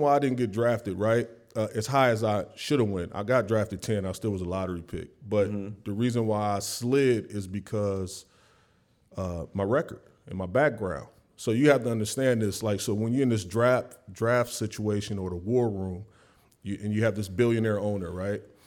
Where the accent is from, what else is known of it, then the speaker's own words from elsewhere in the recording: the South, United States; I was from the South